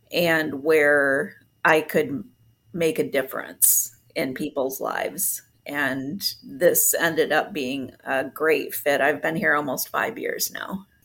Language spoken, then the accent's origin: English; Puerto Rico; also born or lived in Grand Rapids, United States; I was uh, born here in Grand Rapids, but I was raised in Puerto Rico. Um, my parents were missionaries there, and so I speak Spanish fluently, even though I'm gray blonde.